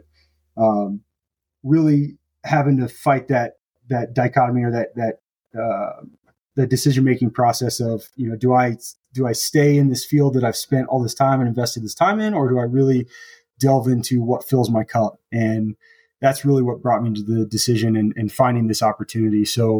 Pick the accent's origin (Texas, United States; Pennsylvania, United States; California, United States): Texas, United States; moved away as an adult; now in Colorado, United States; We're both originally from Texas.